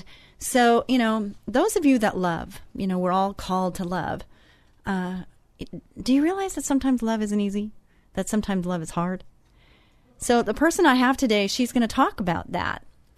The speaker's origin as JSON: {"language": "English", "region": "Texas", "country": "United States", "said": "I'm Texan."}